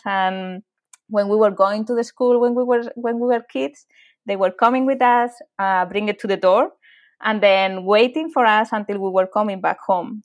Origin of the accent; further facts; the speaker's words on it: Madrid, Community of Madrid, Spain; English is a second language; moved away as an adult; I'm from Madrid, from from Spain, and I lived there for half of my life